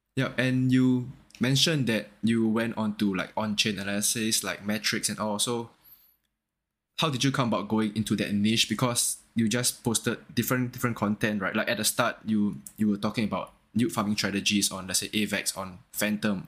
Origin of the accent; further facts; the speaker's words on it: Singapore; I'm from Singapore